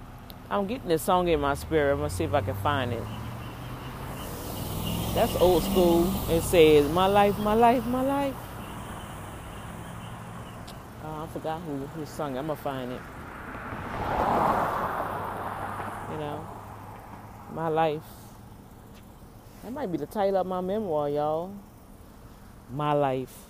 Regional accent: New Orleans, Louisiana, United States; New Orleans, right from my hometown

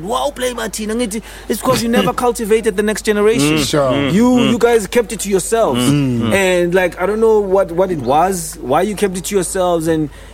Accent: Soweto, Gauteng, South Africa; I'm a Soweto dude, you know, Kulele Soweto

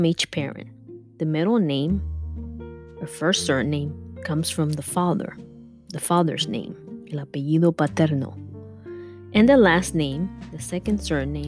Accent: United States; also born or lived in Cuba; I came when I was 7 years old, so I don't have any history that I learned when I was in school in Cuba. So growing up in America

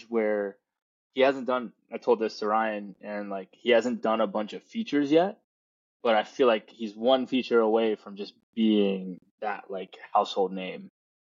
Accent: Chennai, Tamil Nadu, India; now in United States; India is, I mean, me growing up there, it's a special place

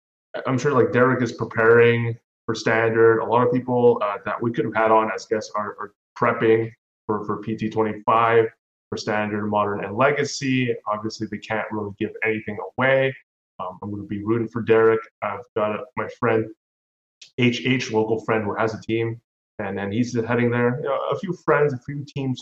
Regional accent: Canada; as a Canadian

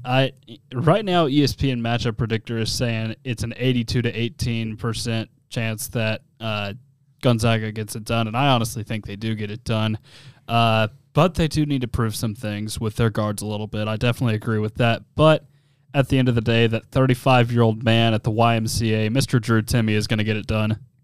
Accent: Nashville, Tennessee, United States; I'm obviously from Tennessee. I'm from S E C country.

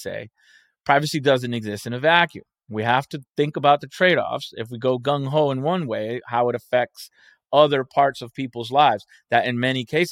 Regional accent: Spain; I was born in Spain

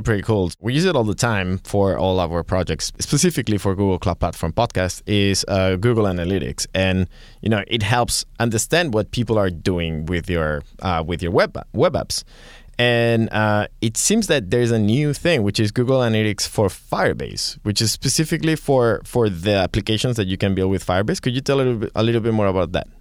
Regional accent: Catalonia, Spain; accent: Spanish, Catalan; I'm gonna have my Spanish accent, well, Catalan accent sometimes.

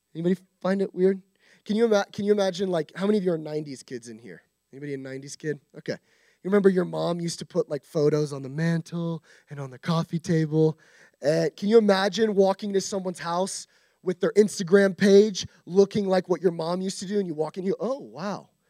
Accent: United States; we as American Christians

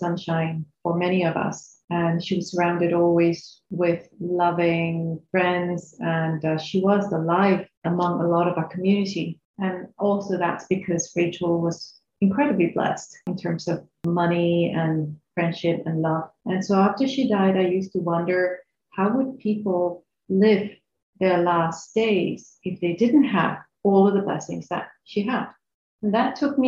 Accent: Singapore; also born or lived in Medan, Indonesia / Australia; I grew up here in Singapore. I was born in Indonesia, in Medan. And I moved here when I was about 11 and started schooling here.

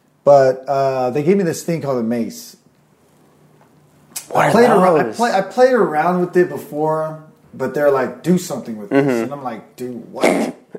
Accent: Norway; now in California, United States; I came from Norway to California here.

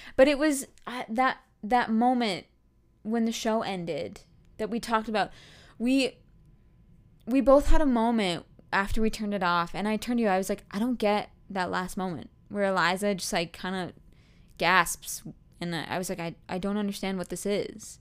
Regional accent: Canada; as a Canadian

